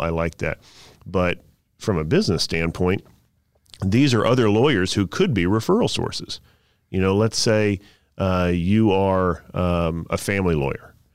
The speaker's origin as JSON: {"language": "English", "town": "Southern Pines", "region": "North Carolina", "country": "United States", "tie": "born or raised there", "said": "I grew up in Southern Pines, North Carolina, next to Pinehurst"}